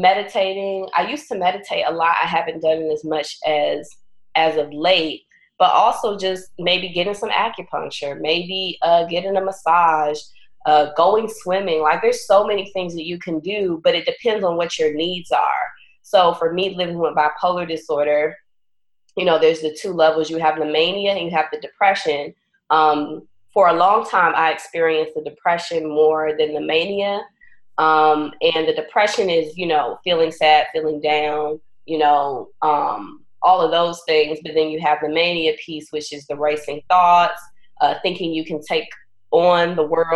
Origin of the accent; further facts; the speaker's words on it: Southern Maryland, United States; now in Chicago, United States; I'm originally from Southern Maryland. I'm originally a country girl.